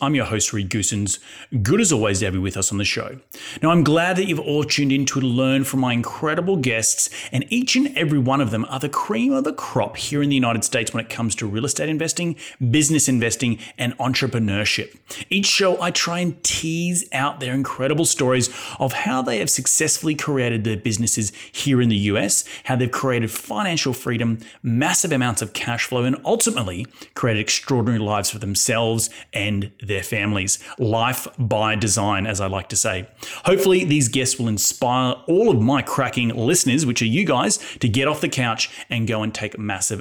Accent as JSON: {"language": "English", "country": "Australia", "said": "I'm from Australia"}